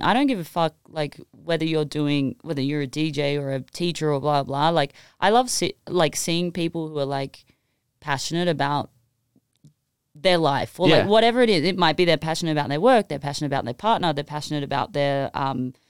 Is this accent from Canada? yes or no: no; Sydney, New South Wales, Australia; moved away as an adult; now in Los Angeles, United States; I moved from Sydney, Australia, like, to – and I was, like, in the suburbs